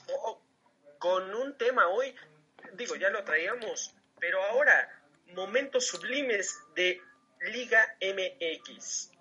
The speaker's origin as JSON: {"language": "Spanish", "town": "Toluca", "region": "State of Mexico", "country": "Mexico", "said": "yo que soy de aquí del Estado de México, de, Toluca"}